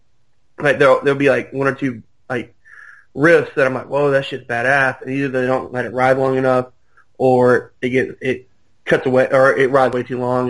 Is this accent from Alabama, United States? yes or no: yes; Birmingham, Alabama, United States; We're from Birmingham